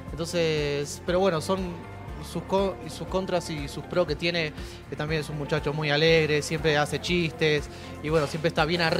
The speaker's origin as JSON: {"language": "Spanish", "country": "Argentina", "said": "y, los dos somos argentinos, obviamente"}